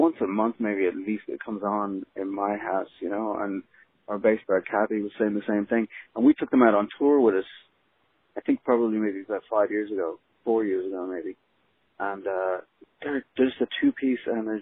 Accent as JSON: {"language": "English", "town": "Dublin", "region": "Leinster", "country": "Ireland", "tie": "born or raised there", "also_born_or_lived": "Los Angeles", "moved": "as an adult", "said": "I grew up in Dublin"}